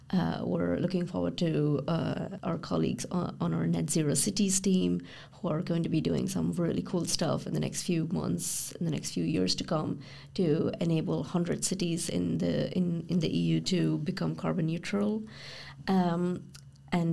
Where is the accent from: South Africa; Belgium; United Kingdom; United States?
Belgium; Brussels; growing up in Brussels with expat parents who are more or less around these sectors, I went to the parliament or to the council